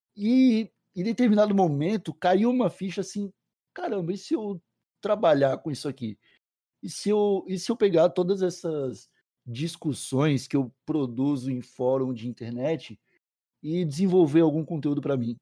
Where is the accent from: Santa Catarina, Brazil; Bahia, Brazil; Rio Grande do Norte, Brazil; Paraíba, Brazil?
Santa Catarina, Brazil; Palhoça; also born or lived in São Paulo; sou de Palhoça, Santa Catarina, tenho 26 anos